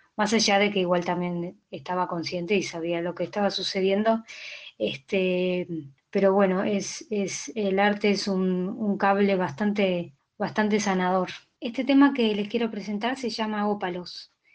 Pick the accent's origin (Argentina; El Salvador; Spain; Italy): Argentina; Buenos Aires; soy una cantautora de Buenos Aires, Argentina, vivo en Saavedra.